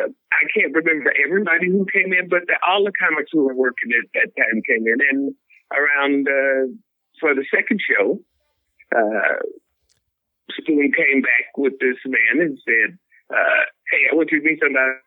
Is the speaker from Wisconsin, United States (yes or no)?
no; Chicago, Illinois, United States; Hey, baby, where are you from? I said, Chicago.